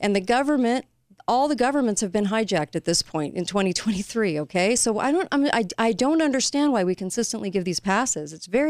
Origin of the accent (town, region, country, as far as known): United States